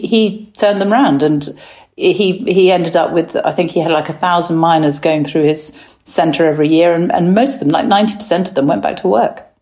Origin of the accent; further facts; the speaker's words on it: England, United Kingdom; I am English